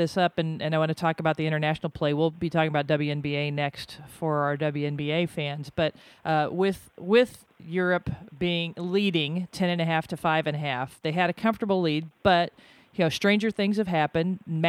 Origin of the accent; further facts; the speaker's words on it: United States; as an American